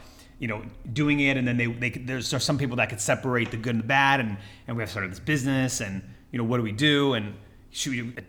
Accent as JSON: {"language": "English", "region": "California", "country": "United States", "tie": "born or raised there", "said": "Orange County, California."}